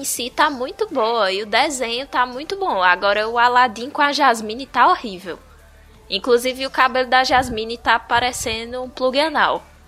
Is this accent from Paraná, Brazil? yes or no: no; Bahia, Brazil; Tinha que ser na minha terra.